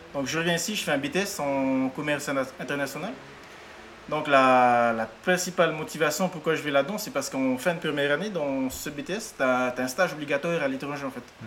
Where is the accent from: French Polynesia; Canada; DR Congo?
French Polynesia; je venais de Polynésie